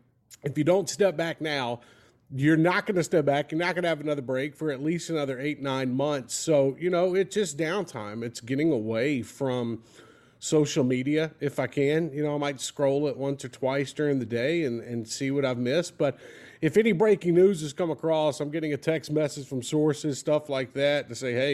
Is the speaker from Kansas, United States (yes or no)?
no; Mobile, Alabama, United States; I'm from Mobile, Alabama. So I'm right there along the Gulf Coast